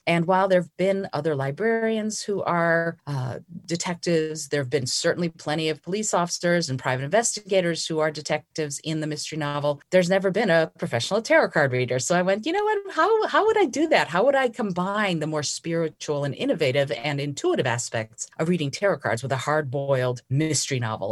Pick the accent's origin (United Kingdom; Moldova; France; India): Moldova; moved away; I was born in Moldova, and my great-grandmother taught me how to read regular playing cards when I was four years old